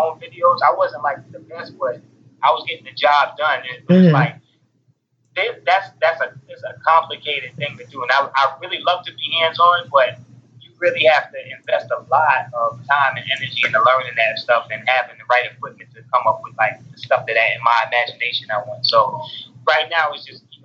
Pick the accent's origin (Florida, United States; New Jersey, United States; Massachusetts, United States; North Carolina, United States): North Carolina, United States; also born or lived in Queens, New York; I was born in New York, Queens, New York, and I was raised in North Carolina